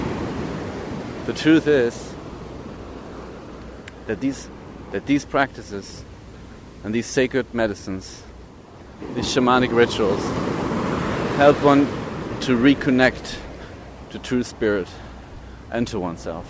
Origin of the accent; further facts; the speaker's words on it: East Germany, Germany; moved away; growing up in East Germany, we have been indoctrinated with communistic thought